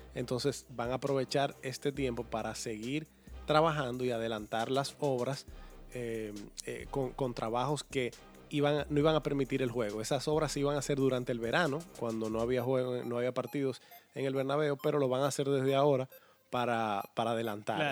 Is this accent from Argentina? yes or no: no; Dominican Republic